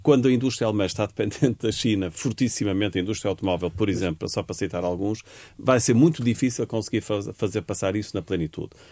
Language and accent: Portuguese; Portugal; enquanto portugueses